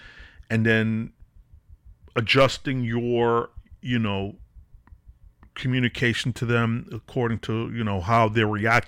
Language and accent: English; Brooklyn, New York, United States; I grew up in Wyckoff Street in Nevins, downtown Brooklyn, the ghetto, Gowanus Projects, Wyckoff Garden Projects, right by the Barclay Center.